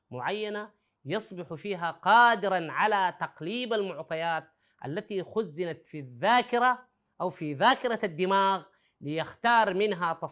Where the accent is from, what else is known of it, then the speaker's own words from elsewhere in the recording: Sudan; نحن في العامية عندنا في السودان بنقول فشفاش وكبر